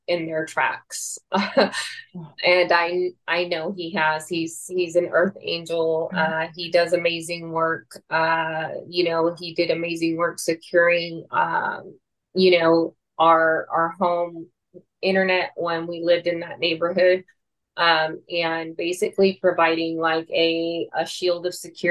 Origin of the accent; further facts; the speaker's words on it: Mexico; now in United States; I was born in Mexico